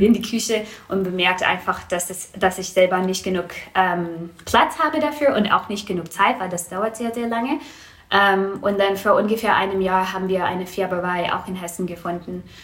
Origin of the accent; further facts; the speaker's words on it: Vancouver, British Columbia, Canada; German is a second language; moved away as an adult; now in Marburg, Germany; Also ich komme aus Vancouver. Ähm, das ist eine ziemlich große Stadt.